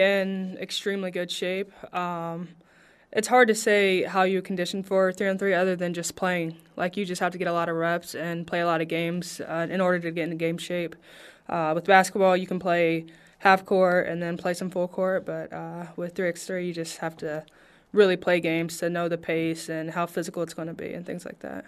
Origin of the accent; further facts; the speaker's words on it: Princeton, Indiana, United States; now in Las Vegas, United States; I'm from Princeton, Indiana, so Southern Indiana.